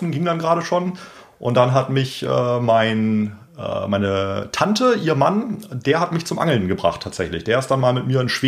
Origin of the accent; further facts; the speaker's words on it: Bremen, Germany; Ich bin auch äh, Bremer Umländer